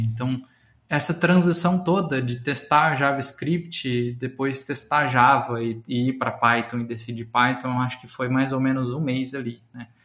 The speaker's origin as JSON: {"language": "Portuguese", "town": "Guaíra", "region": "São Paulo", "country": "Brazil", "tie": "born or raised there", "also_born_or_lived": "Ribeirão Preto / Uberlândia / Campinas", "moved": "as an adult", "said": "eu nasci numa cidadezinha do interior de São Paulo chamada Guaíra. Eu estudei em Ribeirão Preto"}